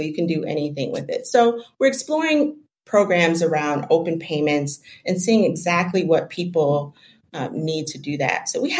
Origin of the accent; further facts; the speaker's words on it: Detroit, Michigan, United States; Well, I'm from Detroit, and when I was talking about that, those access to banks and financial services, I grew up with that.